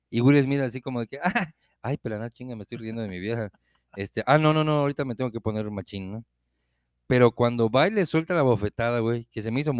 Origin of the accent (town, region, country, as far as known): Mexico